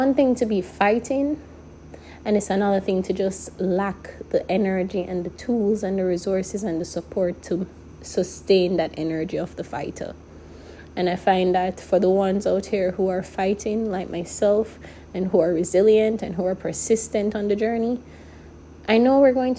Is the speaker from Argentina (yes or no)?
no; Jamaica; moved away; As a Jamaican